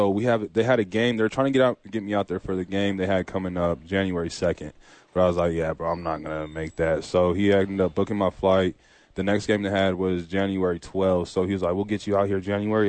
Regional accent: United States; moved away as an adult; also born or lived in Poland; we're from America

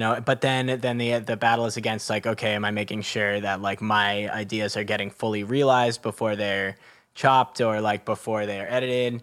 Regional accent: Marin County, San Francisco Bay Area, California, United States; San Francisco Bay Area, just like north of the city in uh, Marin County

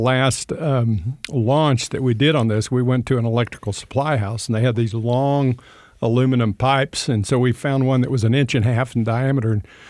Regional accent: Texas, United States; born there; I was born in out in West Texas, and on the plains of West Texas, not a lot to do out there, just flat prairie

